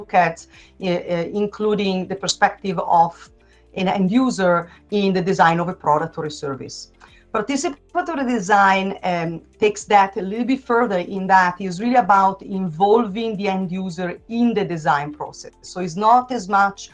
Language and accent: English; Italy; English is a second language; moved away as an adult; also born or lived in Melbourne, Australia; now in Portland, United States; I've got a kind of unusual accent. That is because I'm originally from Italy.